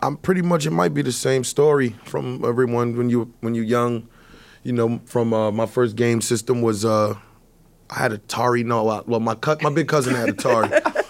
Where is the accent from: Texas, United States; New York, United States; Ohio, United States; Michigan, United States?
New York, United States; New York City; I'm from Harlem